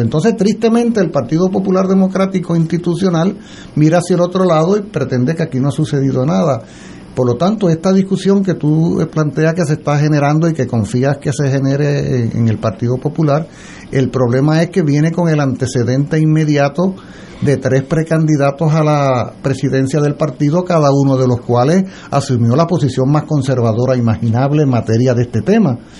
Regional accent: Puerto Rico; somos puertorriqueños

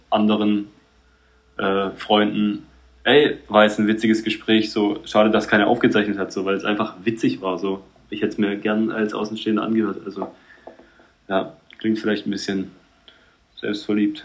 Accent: Heilbronn, Baden-Württemberg, Germany; ich bin in Heilbronn auch aufgewachsen

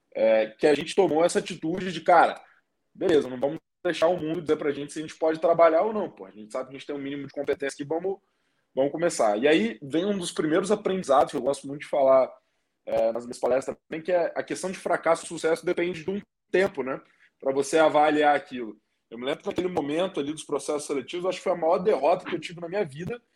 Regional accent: Espírito Santo, Brazil; eu sou lá do Espírito Santo, tenho vinte e nove anos hoje

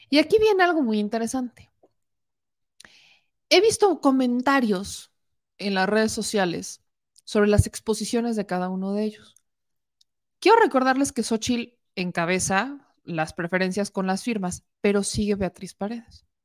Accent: Mexico; Si de por sí somos mexicanos, vamos a memear todo.

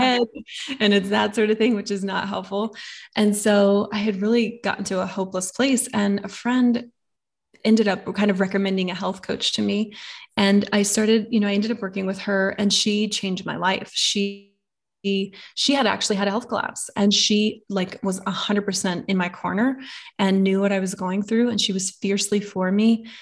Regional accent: the Bible Belt, United States; growing up in the Bible Belt here

